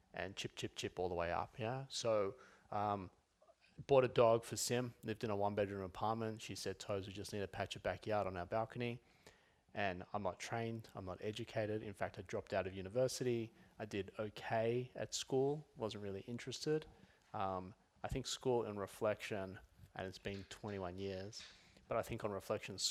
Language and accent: English; Sydney, New South Wales, Australia; moved away as an adult; also born or lived in Los Angeles; now in Melbourne, Australia; So, 03, I moved from Sydney to Melbourne, moved to a one-bedroom apartment, and first time out of home.